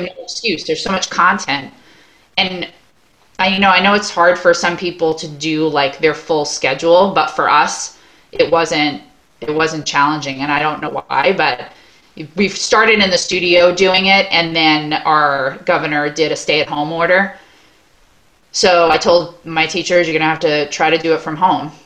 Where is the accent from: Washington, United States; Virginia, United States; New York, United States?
New York, United States; Long Island; now in Maine, United States; I grew up in Long Island, New York. I live in Maine now